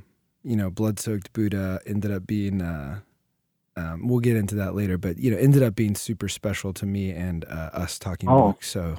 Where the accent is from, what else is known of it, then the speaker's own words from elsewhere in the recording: Wooster, Ohio, United States; moved away; also born or lived in Tokyo; I'm from Ohio too.